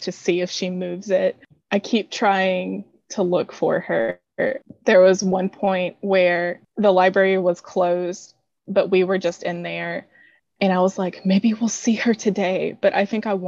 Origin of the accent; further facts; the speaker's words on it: Mobile, Alabama, United States; now in Ocean Springs, United States; I grew up in Mobile